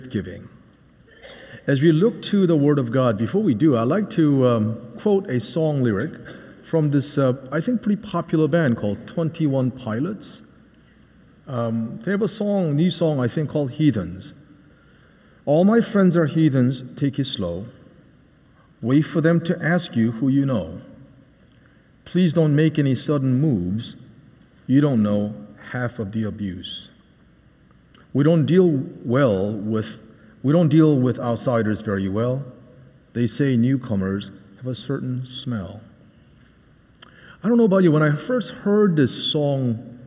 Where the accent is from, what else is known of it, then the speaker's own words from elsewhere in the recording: outside of Philadelphia, Pennsylvania, United States; moved away; also born or lived in Seoul, South Korea / Boston, Massachusetts / Ipswich, Massachusetts; I grew up outside of Philadelphia and also partly in Seoul, Korea.